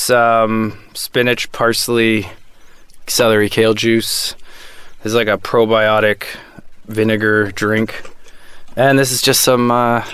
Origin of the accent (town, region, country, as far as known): north of Toronto, Ontario, Canada; born or raised there